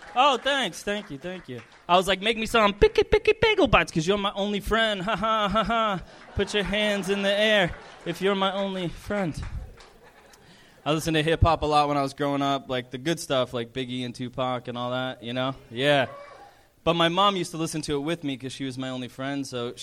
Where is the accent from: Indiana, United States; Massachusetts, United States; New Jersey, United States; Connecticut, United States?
Massachusetts, United States; Boston; I'm from Boston.